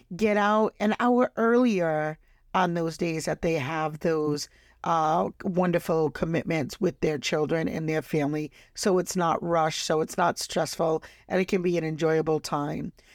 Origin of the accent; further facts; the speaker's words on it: Rhode Island, United States; my home state, Rhode Island